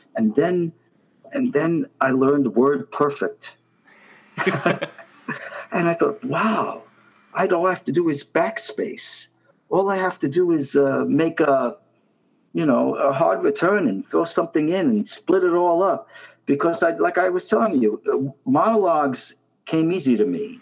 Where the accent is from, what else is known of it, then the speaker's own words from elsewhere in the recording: New York City, New York, United States; I grew up in Brooklyn, Brooklyn, New York, Coney Island